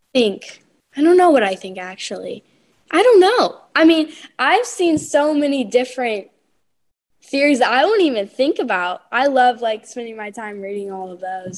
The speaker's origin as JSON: {"language": "English", "region": "North Carolina", "country": "United States", "said": "I'm from North Carolina"}